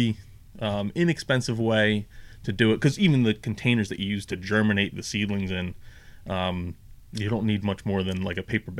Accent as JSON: {"language": "English", "region": "central New Jersey", "country": "United States", "said": "we're both from New Jersey, central New Jersey"}